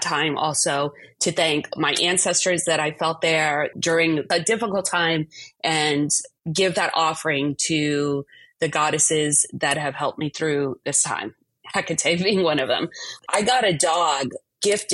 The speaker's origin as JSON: {"language": "English", "town": "New York City", "region": "New York", "country": "United States", "tie": "born or raised there", "said": "growing up in New York City"}